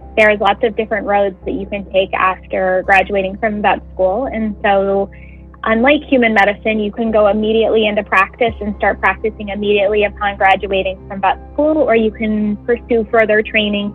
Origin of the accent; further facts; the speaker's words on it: Utah, United States; moved away as an adult; now in New Jersey, United States; I'm from Utah and that I'm not from this area of New Jersey